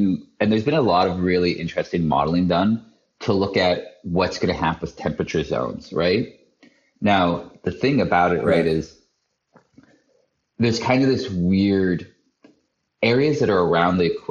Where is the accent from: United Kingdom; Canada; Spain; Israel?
Canada; I'm from Canada. I'm from 400 miles. From 400 miles north of the border. We get -40 winter